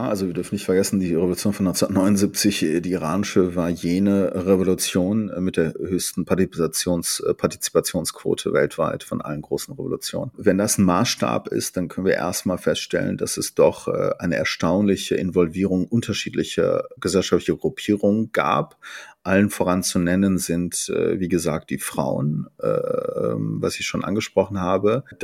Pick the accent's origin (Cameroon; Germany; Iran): Iran; Tabriz, East Azerbaijan; beispielsweise aus meiner Heimatstadt Tabriz, die turksprachig